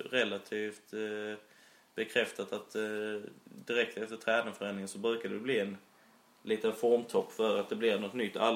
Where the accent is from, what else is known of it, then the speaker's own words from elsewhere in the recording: Skåne, Sweden; Eh, och jag, som skåning så har jag ju inte brytt mig om Mjällby innan men man börjar nästan få lite känslor för föreningen.